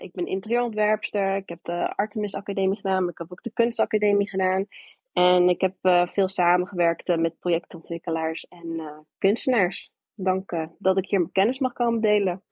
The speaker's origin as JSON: {"language": "Dutch", "region": "New York", "country": "United States", "tie": "born or raised there", "also_born_or_lived": "Alabama", "moved": "yes", "lives_now": "Hilversum, Netherlands", "said": "Ik ben eh, geboren in Alabama, opgegroeid in New York"}